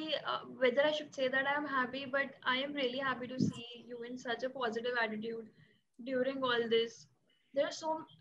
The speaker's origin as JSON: {"language": "English", "town": "Jaipur", "region": "Rajasthan", "country": "India", "said": "I'm from Jaipur, Rajasthan"}